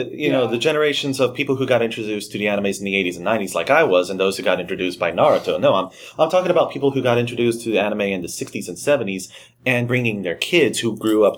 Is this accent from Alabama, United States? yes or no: yes; Huntsville, Alabama, United States; We're from Huntsville, Alabama.